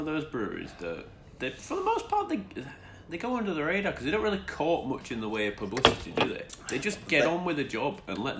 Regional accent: Yorkshire and the Humber, United Kingdom; I'm from Yorkshire.

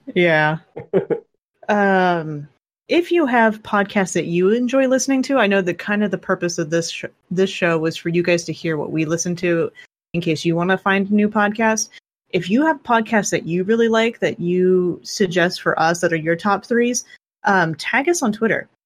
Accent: South West Kansas, United States; I grew up in South West Kansas

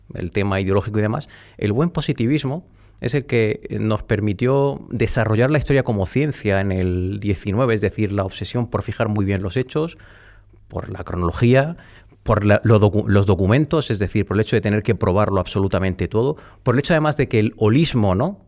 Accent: the Alpujarra, Andalusia, Spain; now in Madrid, Spain; en mi pueblo casi todos los apellidos... Bueno, fíjate es que la Alpujarra está llena de apellidos vascos

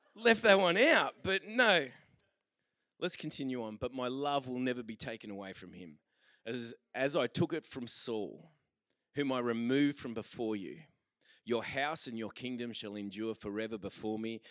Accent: Australia; We're Australian

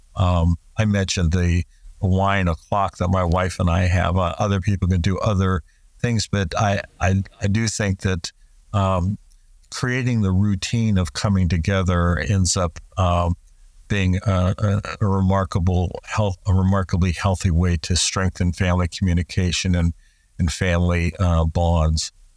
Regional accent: United States; in the United States, we talk about the, we're a melting pot

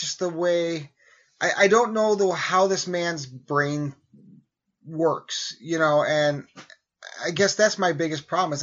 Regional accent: United States; we as American citizens

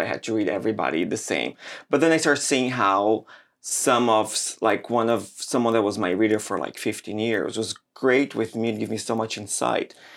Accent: Brazil; moved away; I grew up in Brazil

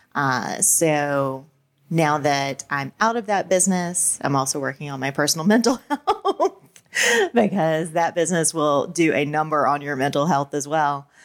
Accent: the South, United States; I grew up in the South during the Satanic Panic.

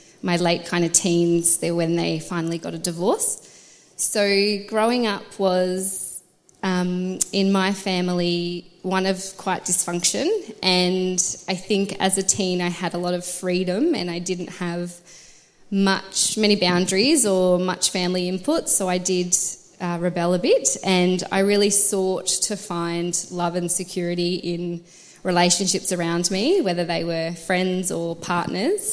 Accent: country Western Australia, Australia; moved away; also born or lived in Wangaratta; I grew up in Western Australia, country Western Australia, so 3 hours south of Perth

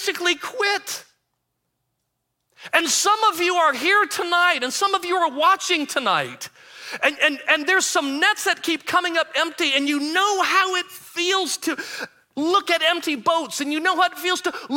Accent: Michigan, United States; moved away; I'm originally from Michigan

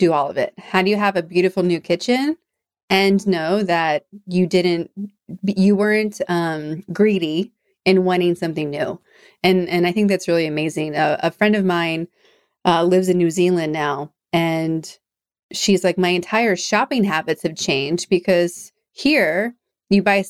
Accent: New England, United States; moved away; I come from the East Coast in New England

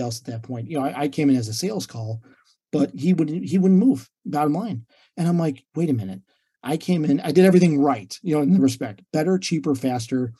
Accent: Illinois, United States; moved away as an adult; now in Treasure Coast, Florida, United States; living in and growing up in Illinois

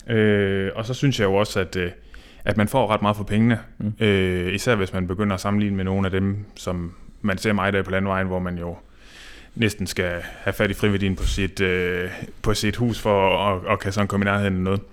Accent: North Jutland, North Denmark Region, Denmark; det blæser i hvert fald op i Nordjylland, hvor jeg kommer fra

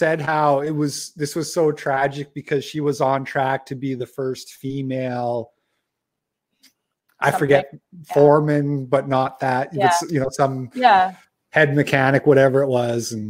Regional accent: Canada; as a Canadian

